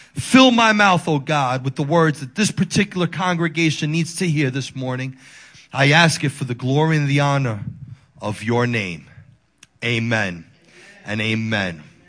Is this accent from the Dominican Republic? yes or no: yes; Dominican Republic; moved away; I'm from the Dominican Republic